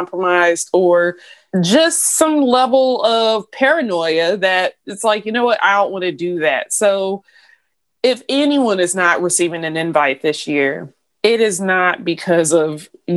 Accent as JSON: {"language": "English", "region": "Georgia", "country": "United States", "said": "we're from Georgia"}